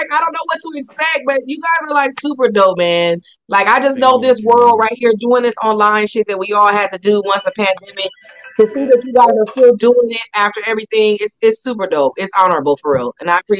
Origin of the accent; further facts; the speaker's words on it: California, United States; I'm American. I am from California.